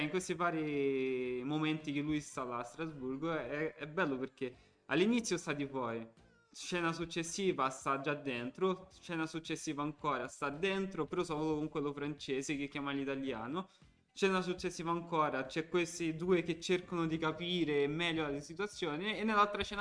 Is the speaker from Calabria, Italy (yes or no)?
yes; Calabria, Italy; dando addosso ai calabresi calabresi perché calabrese sono calabrese quindi esatto perché